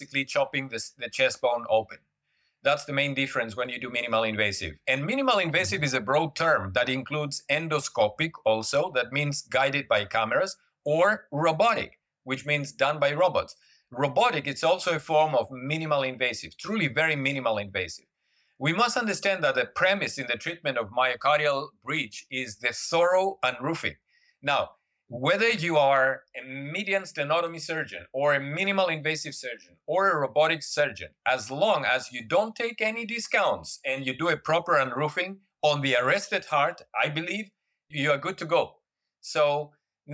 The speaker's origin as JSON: {"language": "English", "country": "Greece", "tie": "born or raised there", "also_born_or_lived": "Germany / United States", "moved": "as an adult", "lives_now": "Singapore", "said": "I left Greece when I was 18 years old. Born and raised in Greece"}